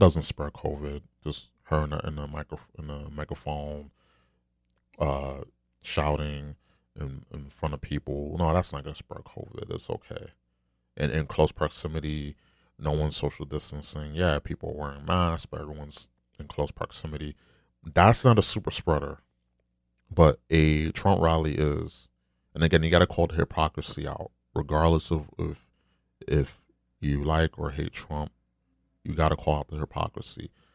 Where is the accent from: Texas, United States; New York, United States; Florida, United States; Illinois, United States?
New York, United States; I'm from New York